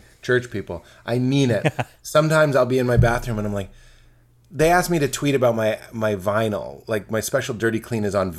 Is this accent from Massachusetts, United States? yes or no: yes; Boston, Massachusetts, United States; I'm from Boston, this is what my dad sounds like